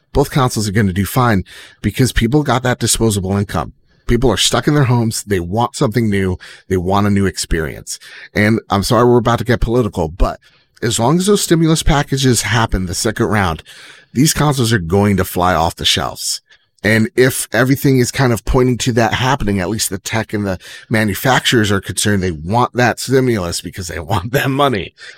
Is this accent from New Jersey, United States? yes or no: yes; New Jersey, United States; I'm from Jersey.